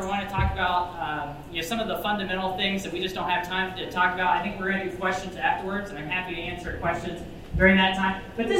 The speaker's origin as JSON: {"language": "English", "town": "Appleton City", "region": "Missouri", "country": "United States", "tie": "born or raised there", "moved": "yes", "said": "Missouri is my home state, so I'm excited to be back here in Missouri. Bates County is my home county."}